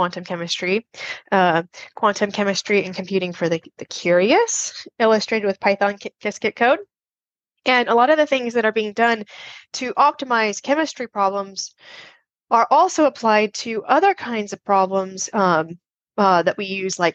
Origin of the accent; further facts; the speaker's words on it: Las Vegas, Nevada, United States; I grew up in Las Vegas, Nevada